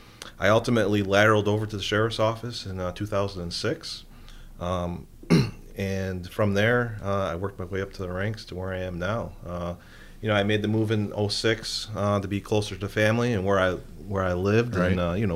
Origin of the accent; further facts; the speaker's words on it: Middleport, New York, United States; also born or lived in Rochester; I've been in law enforcement for the last 20 years. I grew up in Niagara County in the village of Middleport.